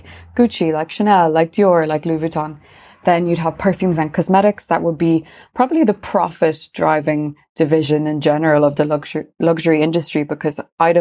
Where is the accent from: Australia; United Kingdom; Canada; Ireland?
Ireland; Galway, Connacht; also born or lived in Paris, France; now in Dublin, Ireland; I'm from Ireland. I'm from Galway originally.